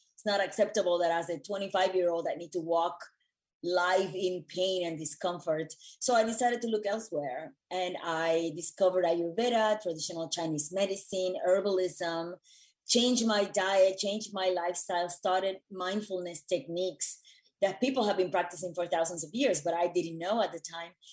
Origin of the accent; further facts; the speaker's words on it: Puerto Rico; moved away as an adult; also born or lived in New York City; I was born and raised in Puerto Rico